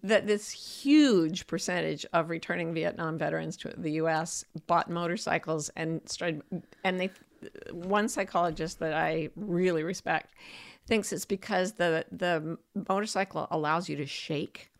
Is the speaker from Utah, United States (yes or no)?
yes; Utah Valley, United States; moved away; I was raised in Utah Valley, which is the heart of Utah State, which is also known as Happy Valley